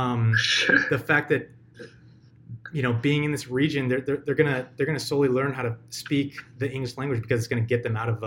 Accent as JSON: {"language": "English", "country": "United States", "said": "I'm an American"}